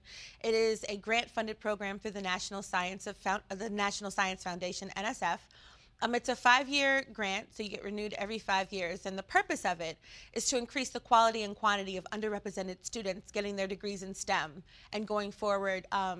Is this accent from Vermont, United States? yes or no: no; Prince George's County, Maryland, United States; also born or lived in Los Angeles; Well, I was living in Los Angeles, California. I'm originally from Prince George's County, Maryland. I moved to LA after college, but after spending about a decade there, wanted to come back home